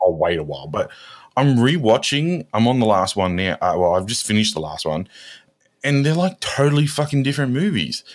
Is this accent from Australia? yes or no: yes; Australia; we're Australian